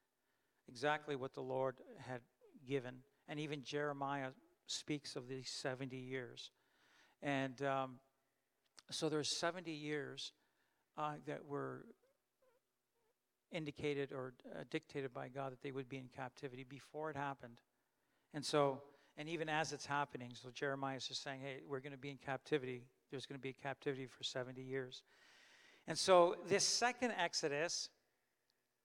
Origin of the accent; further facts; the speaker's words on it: Canada; I was born in Canada and I grew up in Canada